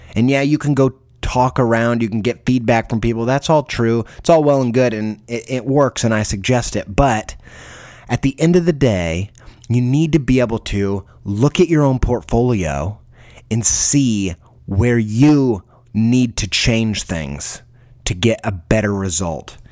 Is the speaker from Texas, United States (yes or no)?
no; Indiana, United States; I grew up in Indiana.